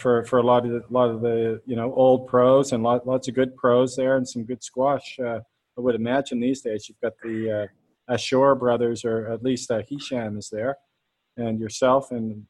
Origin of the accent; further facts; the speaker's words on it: Canada; As a Canadian